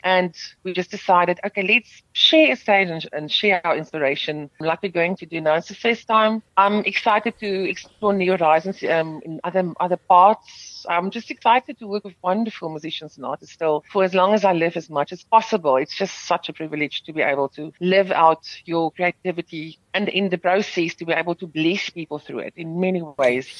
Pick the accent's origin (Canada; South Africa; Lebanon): South Africa; first language Afrikaans; English is a second language; I'm grateful that I've been afforded to sing in my mother tongue and to still speak in my mother tongue in this country